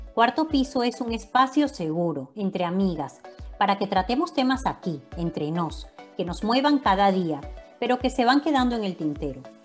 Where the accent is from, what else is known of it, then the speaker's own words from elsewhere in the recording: Valencia, Carabobo, Venezuela; moved away as an adult; also born or lived in Maracay, Venezuela; now in Madrid, Spain; nací en Maracay, a los tres añitos me fui para, Valencia también, así que me crié en Valencia